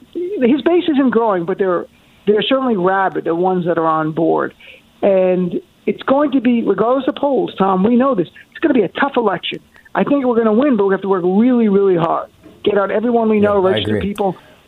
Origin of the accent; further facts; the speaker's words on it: United States; also born or lived in New Jersey; I'm from New York and New Jersey.